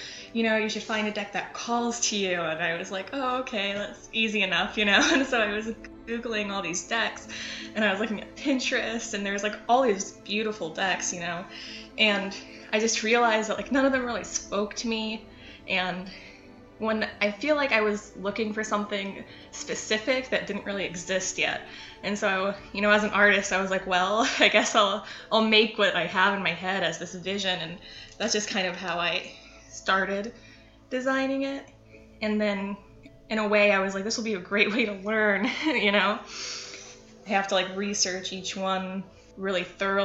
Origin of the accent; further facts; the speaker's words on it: Cleveland, Ohio, United States; I'm from Cleveland.